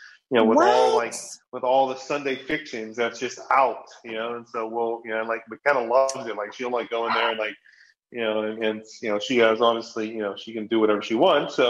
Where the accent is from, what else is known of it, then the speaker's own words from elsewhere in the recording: Hawaii, United States; I grew up in Hawaii